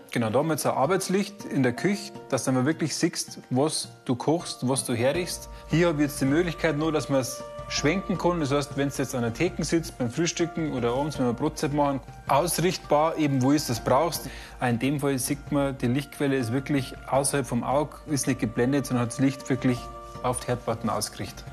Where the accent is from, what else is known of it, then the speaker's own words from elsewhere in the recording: Bavaria, Germany; Bei uns in Bayern sagt man äh, schöne Lampen